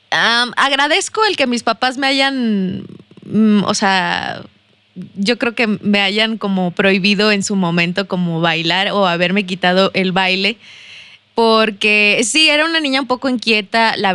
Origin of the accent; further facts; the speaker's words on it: Saltillo, Coahuila, Mexico; accent: chilango; si soy de aquí, Sí, soy de aquí de Saltillo, discúlpenme por el acento chilango.